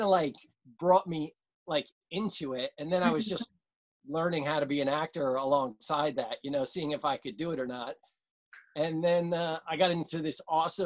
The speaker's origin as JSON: {"language": "English", "town": "Clifton", "region": "New Jersey", "country": "United States", "tie": "born or raised there", "said": "grew up in northern New Jersey in a town called Clifton"}